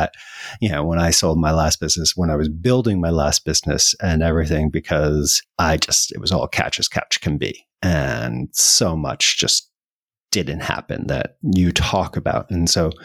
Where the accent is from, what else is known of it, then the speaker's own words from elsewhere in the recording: United States; now in Spain; I'm living in Spain, as an American